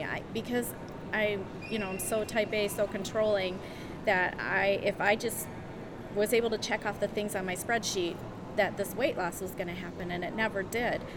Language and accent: English; Berkley, Michigan, United States; also born or lived in Adrian, Michigan; I grew up in Berkeley, Michigan, which is just northwest of Detroit